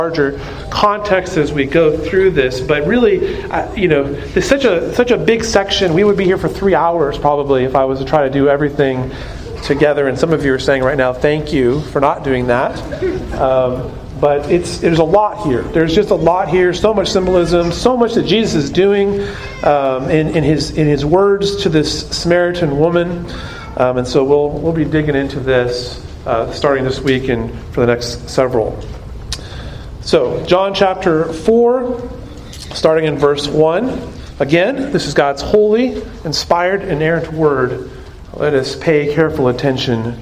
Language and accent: English; Arizona, United States; moved away; I grew up in Arizona